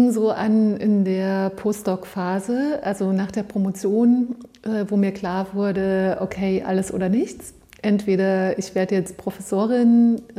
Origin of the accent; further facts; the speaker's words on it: East Germany, Germany; Also ich bin im Osten aufgewachsen und habe äh, in dem Wendejahr 89, 90 Abitur gemacht und wollte zu DDR-Zeiten eigentlich Naturwissenschaften studieren